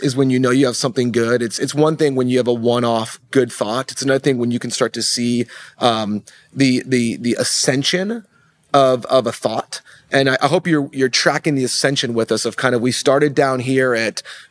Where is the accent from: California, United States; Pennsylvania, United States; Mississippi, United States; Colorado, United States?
Colorado, United States; I was raised there